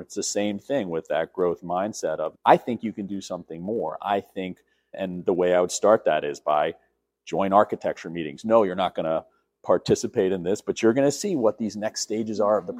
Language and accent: English; New York City, New York, United States; born and raised in New York City